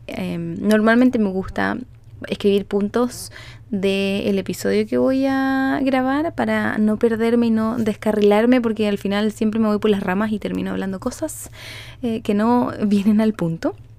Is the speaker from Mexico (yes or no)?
no; Chile; now in Canada; yo vivo en Canadá, soy chilena, pero vivo en Canadá